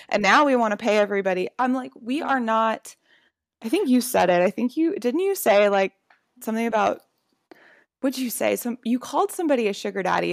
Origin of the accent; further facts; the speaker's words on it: Louisiana, United States; I grew up in Louisiana